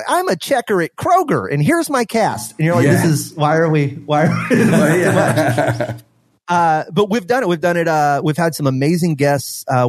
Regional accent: Beaumont, Texas, United States; also born or lived in Orange; we moved to Beaumont from Orange, and my mom proceeded to raise four boys as a single parent

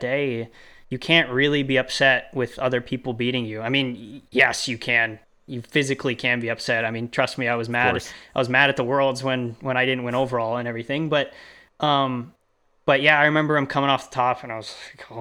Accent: Canada; also born or lived in Boston; I'm Canadian

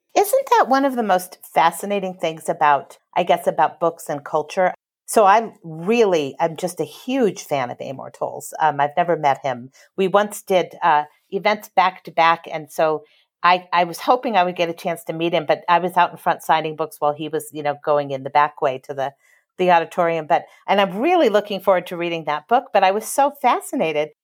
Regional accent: Los Angeles, California, United States; also born or lived in Houston, Texas; I grew up in Los Angeles.

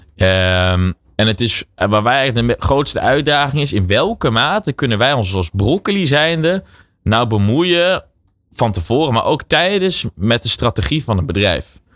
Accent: Netherlands; wij zijn als Nederlanders

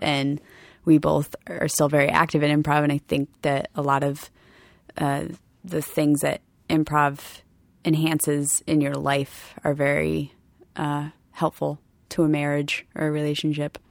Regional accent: Rhode Island, United States; I'm from Rhode Island

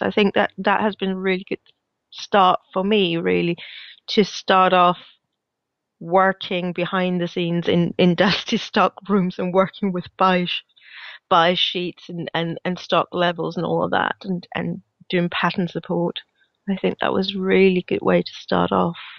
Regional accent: Denmark; now in Glasgow, United Kingdom; I am based in Glasgow, in Scotland, but I'm originally from Denmark, hence my slightly weird accent.

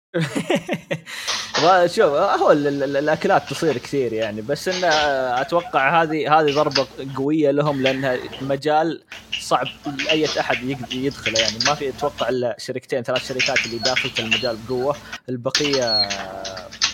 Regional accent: Saudi Arabia; عندنا في السعوديه

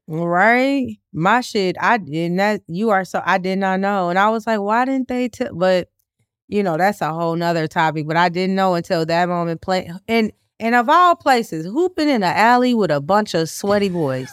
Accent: Chicago, Illinois, United States; I am truly, like, a born and bred Chicagoan

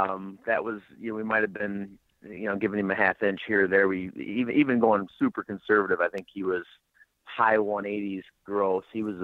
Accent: Michigan, United States; Well, born and raised in Michigan and, I actually fortunate enough to live about 15 miles from the legend … himself.

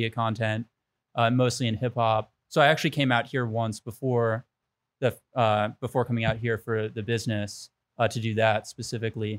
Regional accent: Washington, District of Columbia, United States; moved away as an adult; now in Los Angeles, United States; I'm from Washington, D.C. originally. I moved out here about almost 10 years ago, to launch the business

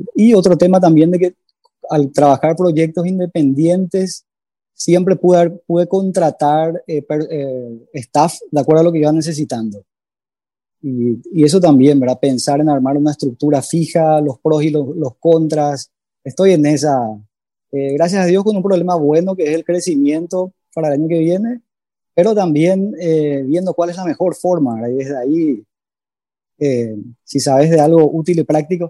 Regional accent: Asunción, Paraguay; De Asunción, Paraguay

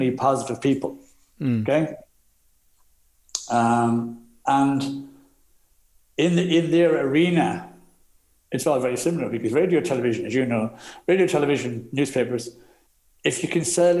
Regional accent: Ireland; We're Irish

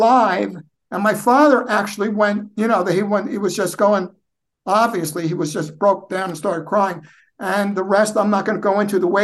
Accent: United States; I'm the only native born in my family

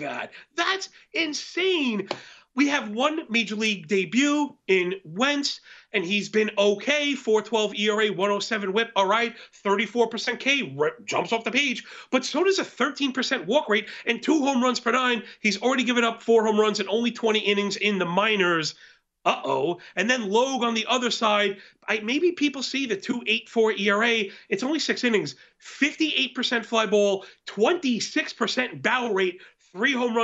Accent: New York, United States; we're from New York

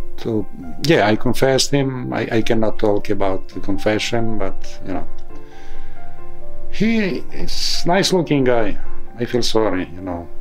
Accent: Transcarpathia, Zakarpattia Oblast, Ukraine; English is a second language; moved away as an adult; now in Harrisburg, United States; I am a priest from Ukraine, Transcarpathia. Right now, I'm helping here in United States, in Pennsylvania, Harrisburg

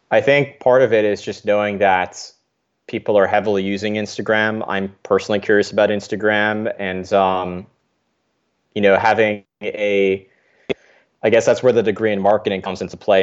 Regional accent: New York, United States; I grew up in New York

